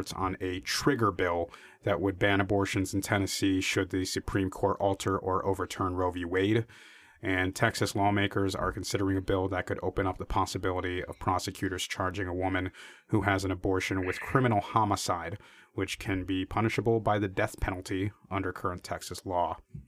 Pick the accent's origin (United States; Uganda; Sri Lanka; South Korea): South Korea; Seoul; born there; for people who don't know, I am Korean. I was born in Seoul.